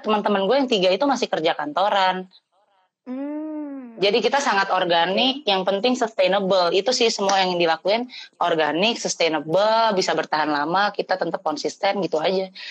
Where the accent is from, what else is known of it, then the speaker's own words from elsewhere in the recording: Jakarta, Indonesia; now in Bandung, Indonesia; gue di Bandung sekarang staynya asli Jakarta